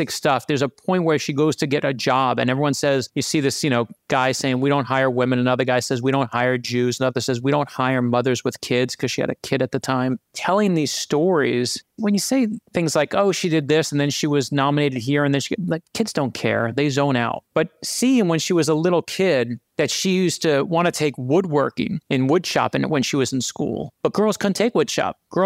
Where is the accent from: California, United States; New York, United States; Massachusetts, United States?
New York, United States; New York City; growing up in Brooklyn, New York, which is where I actually grew up